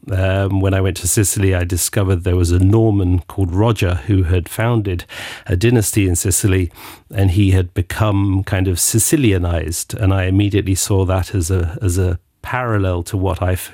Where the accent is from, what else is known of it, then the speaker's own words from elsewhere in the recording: England, United Kingdom; moved away; I grew up in England and discovered that I suffered from seasonal affective disorder and not having enough sunshine. So I immediately studied foreign languages and ran off to Latin America and the Middle East and Spain and place Greece